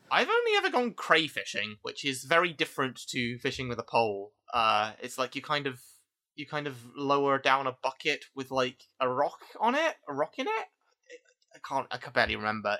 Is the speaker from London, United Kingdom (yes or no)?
yes; London, United Kingdom; I, I, I grew up as a Londoner